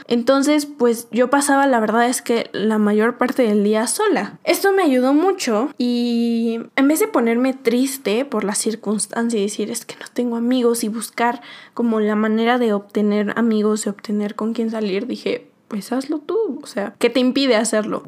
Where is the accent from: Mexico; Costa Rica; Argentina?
Mexico; moved away as an adult; no estaba en mi México, no estaba en mi país no tenía mi familia